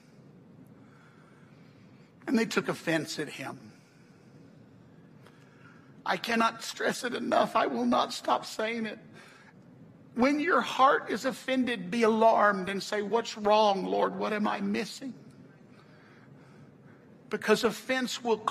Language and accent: English; the South, United States; I'm from the South